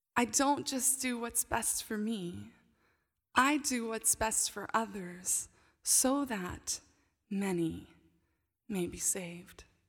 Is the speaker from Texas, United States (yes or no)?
yes; McKinney, Texas, United States; also born or lived in Johannesburg, South Africa; now in Dallas, United States; my hometown, McKinney